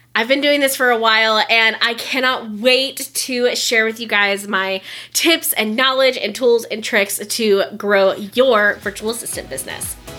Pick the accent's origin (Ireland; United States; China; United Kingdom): United States; Florida; moved away; I lived in Florida. I grew up in Florida, so we got hurricanes